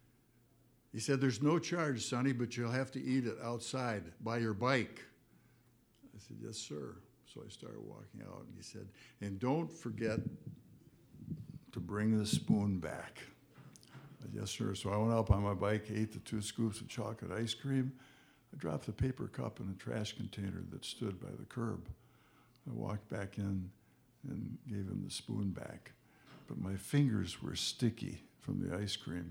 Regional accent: Detroit, Michigan, United States; I was born and raised in Detroit

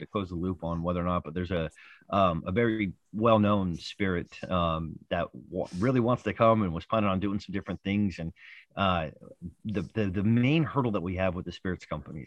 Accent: Pleasant Grove, Utah, United States; my hometown of Utah. It's in a place called Pleasant Grove, Utah

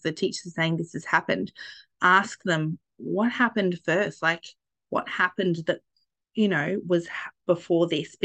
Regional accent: Australia; I am Australian

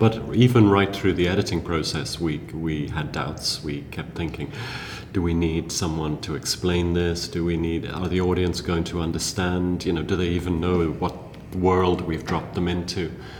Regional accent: South Africa; also born or lived in England; I read as a child a lot, because I grew up in South Africa, in boarding school first in England and then later in South Africa, and there was no television.

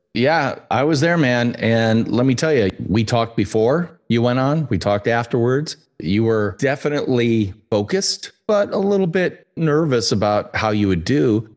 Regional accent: United States; as an American

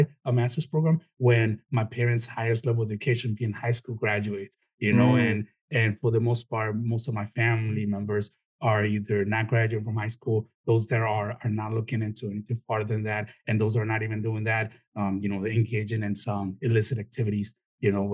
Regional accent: Chicago, Illinois, United States; also born or lived in Mexico; now in Florida, United States; my parents are Mexican. I was born in Chicago

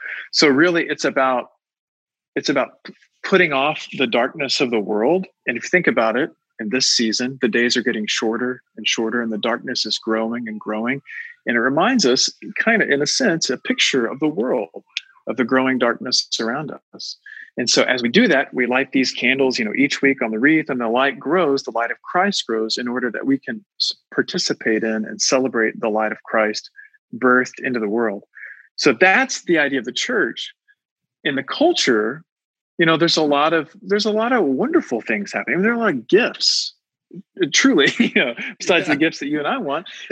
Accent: United States; to me as an American

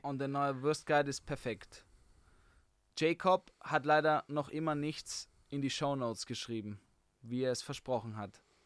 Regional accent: Vienna, Austria; ich bin auch Wiener

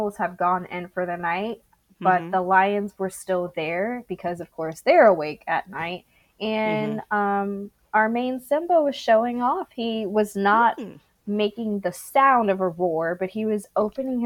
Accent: Texas, United States; I'm a Texan

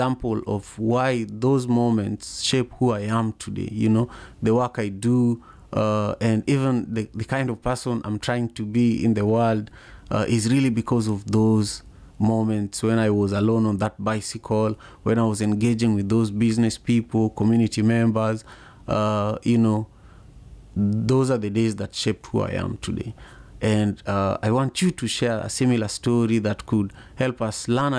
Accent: Kisumu, Kisumu County, Kenya; now in United States; When I was 8 years old, growing up in Manyata, the area I was describing, Manyata in Kisumu, Kenya

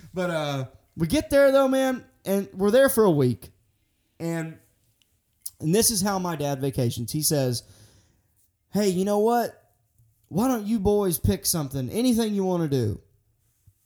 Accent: Arkansas, United States; I'm actually from Arkansas

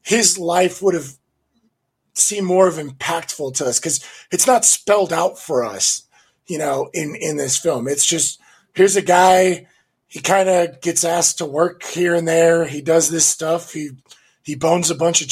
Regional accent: United States; now in Los Angeles, United States; both of us growing up in the United States

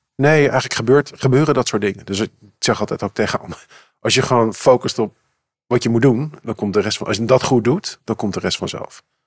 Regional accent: Amsterdam, North Holland, Netherlands; Ik ben geboren en getogen in Amsterdam.

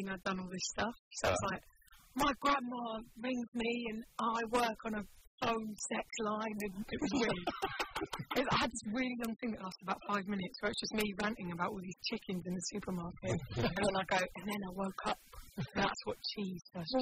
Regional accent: London, United Kingdom; moved away as an adult; also born or lived in Kent / West Country; I grew up in South East London

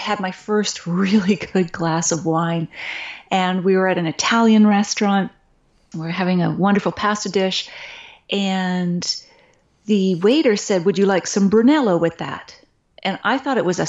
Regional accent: Nova Scotia, Canada; I grew up on the East Coast in Nova Scotia

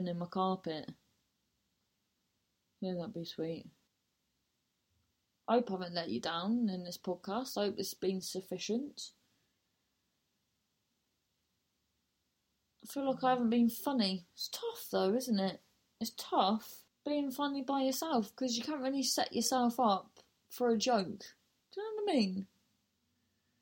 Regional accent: Truro, South West England, United Kingdom; moved away; I'm in Truro, my hometown

